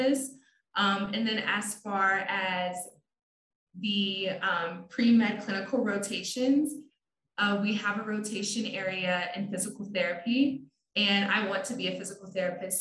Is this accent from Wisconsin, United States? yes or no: no; South Bend, Indiana, United States; I literally was born in South Bend, I grew up in South Bend, and then I decided to stay in South Bend to go for my education.